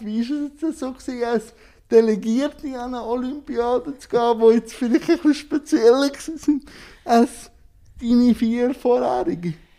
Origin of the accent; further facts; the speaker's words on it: Switzerland; bei uns in der Schweiz